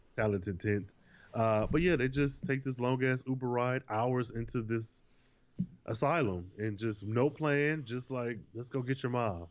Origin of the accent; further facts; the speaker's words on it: Michigan, United States; I'm from Michigan and I know it only takes three hours to get to Chicago from my hometown